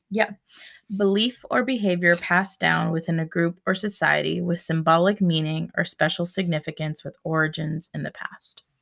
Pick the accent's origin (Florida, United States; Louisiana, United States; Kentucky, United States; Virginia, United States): Florida, United States; also born or lived in Baltimore; now in Tennessee, United States; I grew up in Florida. I we live in Tennessee. I lived in Baltimore and then I came back